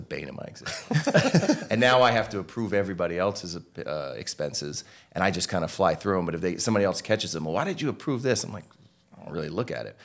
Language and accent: English; Norwalk, Connecticut, United States; I'm from Norwalk, Connecticut